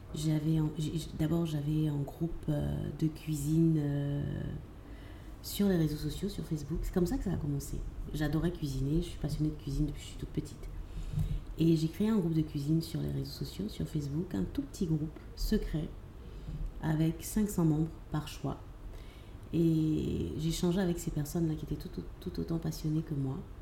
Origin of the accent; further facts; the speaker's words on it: Abidjan, Côte d’Ivoire; also born or lived in Lyon; Abidjan, j'ai grandi à Abidjan et j'ai fait la, grande partie de mon cursus scolaire ici